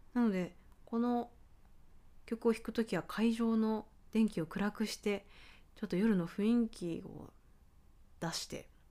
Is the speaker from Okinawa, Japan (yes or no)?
yes; Ginowan, Okinawa, Japan; 私は沖縄県で生まれ育ったんです